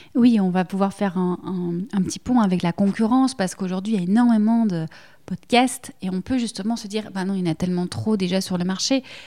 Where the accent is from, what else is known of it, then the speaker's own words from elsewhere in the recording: Belgium; accent: Belgian; que ce soit l'accent, le mien on l'entend, je suis belge, voilà, je ne peux pas le cacher